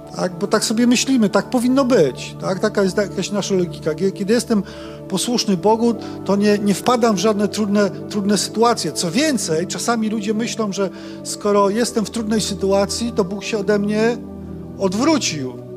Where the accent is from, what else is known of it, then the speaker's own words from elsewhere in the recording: Silesia, Opole Voivodeship, Poland; pochodzimy z takiego malutkiego miasteczka na Opolszczyźnie. Upieramy się ciągle, że to jest Śląsk.